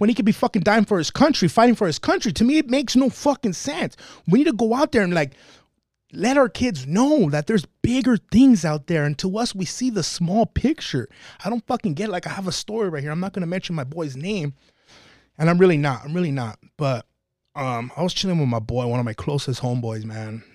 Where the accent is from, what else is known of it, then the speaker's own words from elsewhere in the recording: El Monte, California, United States; also born or lived in Covina, California; I grew up in Monte. I stay and reside in Covina.